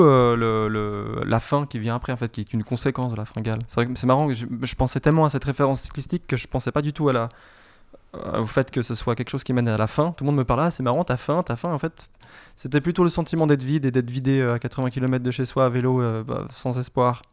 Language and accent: French; Geneva, Switzerland; Et je viens de Genève. Je suis pure, euh, pure genevois. Voilà, j'ai grandi et je viens d'ici avec euh, des origines siciliennes